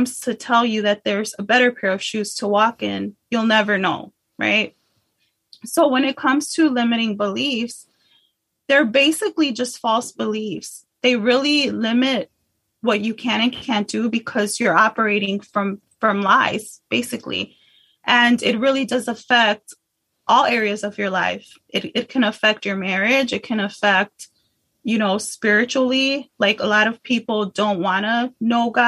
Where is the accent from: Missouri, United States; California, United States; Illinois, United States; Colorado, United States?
Illinois, United States; Chicago; now in Texas, United States; I'm originally from Chicago